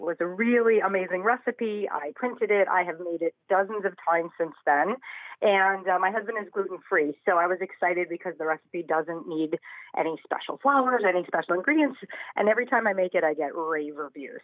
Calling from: Portland, Oregon, United States; I am calling from Portland, Oregon

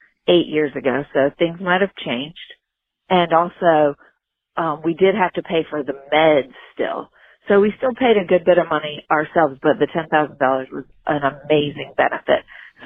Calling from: North Carolina, United States; I'm calling from North Carolina.

